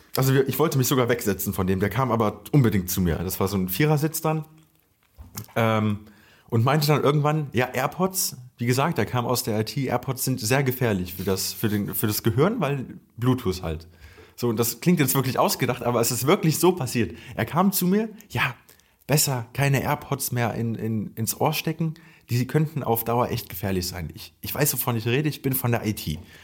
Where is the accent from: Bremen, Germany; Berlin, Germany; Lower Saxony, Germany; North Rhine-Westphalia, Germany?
North Rhine-Westphalia, Germany; near Cologne-Düsseldorf; wir kommen hier irgendwie aus der Nähe Köln-Düsseldorf